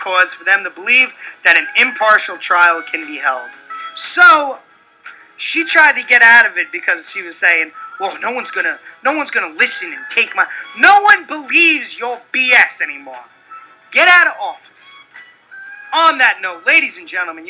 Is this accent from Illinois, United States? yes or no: no; New York City, New York, United States; now in Rochester, United States; I'm born in Brooklyn